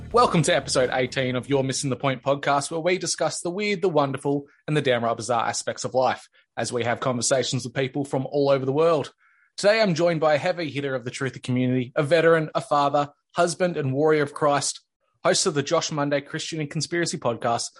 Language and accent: English; Australia; being an Australian, not within America.